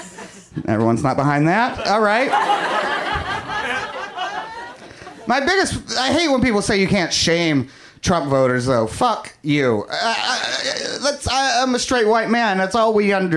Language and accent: English; Kentucky, United States; now in Los Angeles, United States; growing up in Kentucky